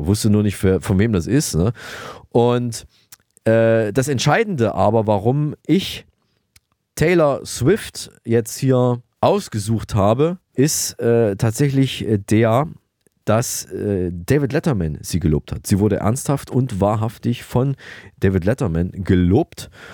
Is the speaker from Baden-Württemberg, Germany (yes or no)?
no; Thuringia, Germany; ihre und auch meine Heimat, Thüringen